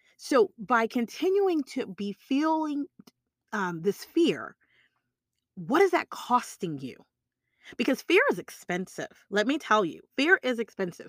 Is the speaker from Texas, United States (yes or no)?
yes; Texas, United States; I'm from Texas